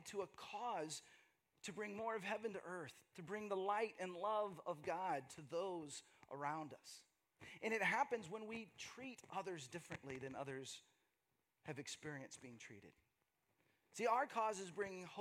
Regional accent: Texas, United States; moved away as an adult; also born or lived in Seattle / Los Angeles; now in Austin, United States; my journey from growing up in Texas, growing up in the Bible Belt

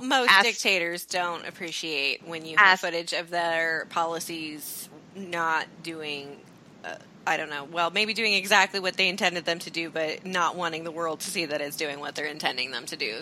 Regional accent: Iowa, United States; I'm from Iowa

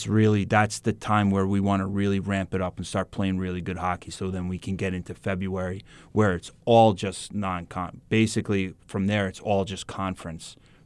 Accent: East Coast, United States; I'm from more down by, I'm from the East Coast.

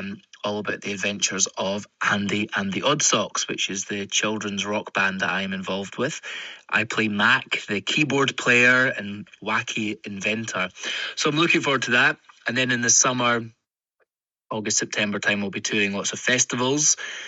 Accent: Scotland, United Kingdom; now in England; I'm a Scottish actor-musician. I'm currently based down south.

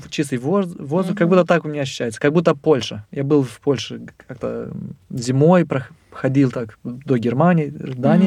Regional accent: Moldova; я из Молдовы

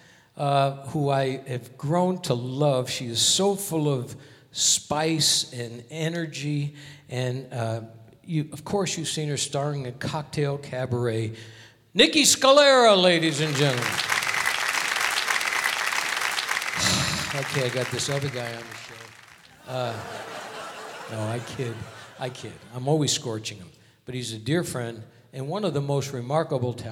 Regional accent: Hartford, Connecticut, United States; my hometown of Hartford, Connecticut

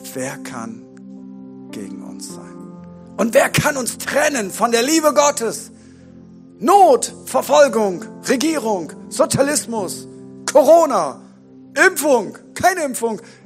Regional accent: Bremen, Germany; bei uns in Bremen

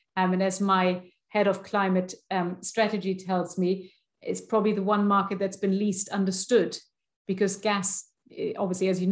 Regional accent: Germany; I'm from Germany.

